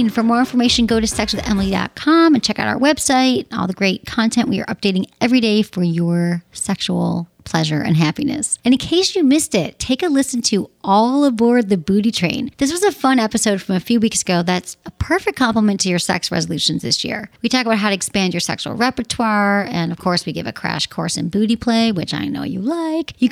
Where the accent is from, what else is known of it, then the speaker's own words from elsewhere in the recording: Midwest, United States; I'm from the Midwest, like air.